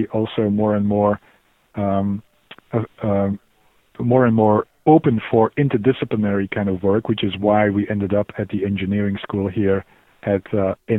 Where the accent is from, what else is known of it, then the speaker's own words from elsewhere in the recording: Belgium; moved away as an adult; also born or lived in Glasgow, United Kingdom / Oxford, United Kingdom; I'm initially from Belgium, but moved to the UK